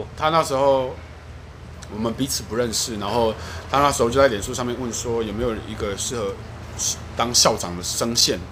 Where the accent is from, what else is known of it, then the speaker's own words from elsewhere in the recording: southern Taiwan, Taiwan; 而且我是南部， 而且我南部我跟他是，呃，常常 平常生活讲台语大于中文的人